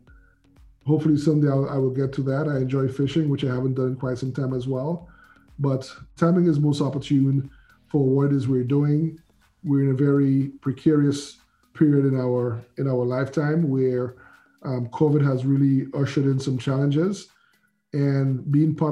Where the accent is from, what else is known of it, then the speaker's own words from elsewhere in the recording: St. Lucia; moved away; I'm originally from the Caribbean, I'm island of St. Lucia, been here around 40 years